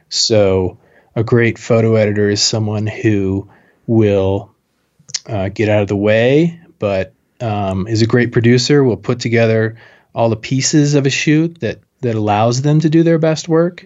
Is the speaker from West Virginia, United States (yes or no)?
no; Moscow, Idaho, United States; moved away as an adult; also born or lived in Jackson Hole, Wyoming; I went to college in my hometown, Moscow, Idaho